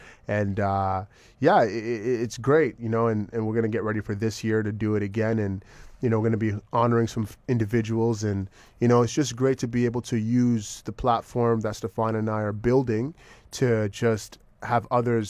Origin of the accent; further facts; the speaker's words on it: Jamaica; now in Los Angeles, United States; I'm a Jamaican through and through, so vegan.